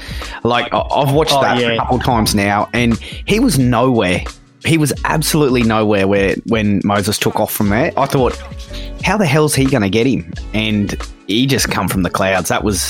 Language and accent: English; Brisbane, Queensland, Australia; I'm from Brisbane.